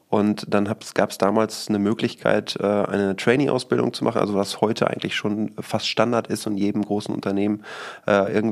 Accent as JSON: {"language": "German", "town": "Rodde", "region": "North Rhine-Westphalia", "country": "Germany", "lives_now": "Düsseldorf, Germany", "said": "Ich bin äh, gebürtiger Münsterländer, äh, komme ursprünglich aus Rodde. Das ist ein kleines Dorf bei Rheine und gehört äh, zum Münsterland"}